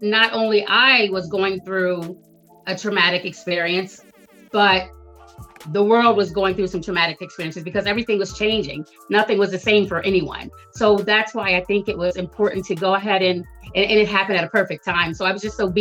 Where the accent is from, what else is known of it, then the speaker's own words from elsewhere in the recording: Delaware, United States; I'm from Delaware. I've spent most of my life in Delaware, 20 plus years in Newcastle County of Delaware.